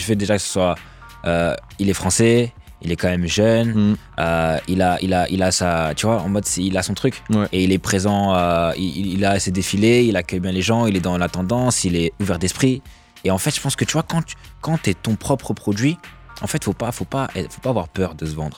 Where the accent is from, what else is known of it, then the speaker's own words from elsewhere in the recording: Nancy, Grand Est, France; moved away; je viens de province, je viens d'ici justement, de Nancy